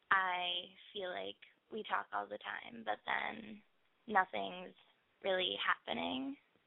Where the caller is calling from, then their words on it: Philadelphia, Pennsylvania, United States; I'm 16, and I'm from Philly.